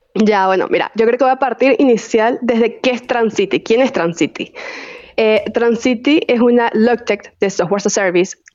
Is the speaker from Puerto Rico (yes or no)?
no; Venezuela; accent: venezolano; moved away as an adult; also born or lived in Chile; now in Mexico; soy venezolana